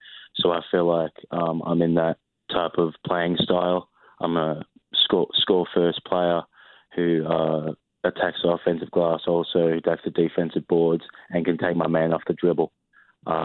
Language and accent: English; Australia; moved away as an adult; now in United States; Yeah, I go back to Australia every year because I'm from Australia, obviously. So every summer I go back.